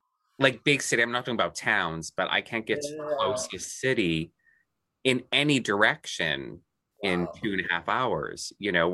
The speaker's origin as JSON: {"language": "English", "town": "Thunder Bay", "region": "Ontario", "country": "Canada", "tie": "born or raised there", "said": "my hometown, Thunder Bay, being on the west shore of Lake Superior."}